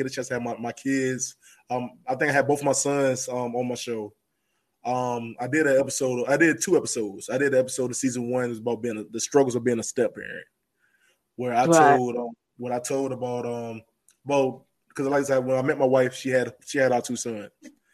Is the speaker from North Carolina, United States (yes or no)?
yes; North Carolina, United States; I didn't know I had an accent. I didn't know that. I know I'm from North Carolina, but I didn't know I sound like this right here when I first started. So it really was thick